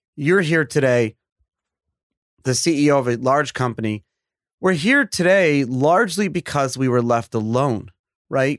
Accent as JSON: {"language": "English", "region": "New York", "country": "United States", "tie": "born or raised there", "said": "I was born and raised in New York"}